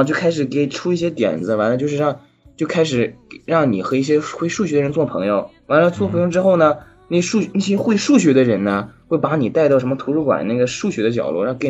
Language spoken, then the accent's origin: Chinese; China; moved away as an adult; also born or lived in France; now in Boston, United States; 因为我是中国人嘛，当时语言不通啊，